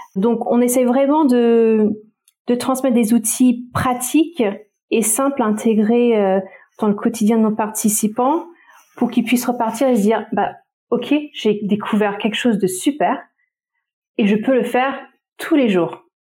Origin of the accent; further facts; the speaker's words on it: French Polynesia; moved away; j'ai grandi à Tahiti